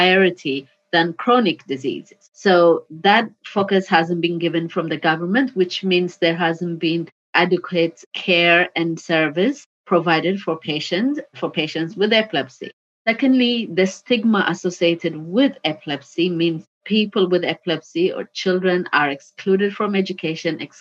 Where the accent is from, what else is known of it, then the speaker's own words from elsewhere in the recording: Ethiopia; now in United Kingdom; my home country